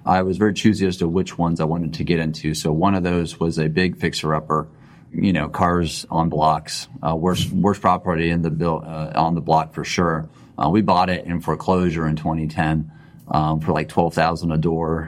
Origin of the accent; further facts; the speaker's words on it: Texas, United States; like any good Texan, worked in oil and gas first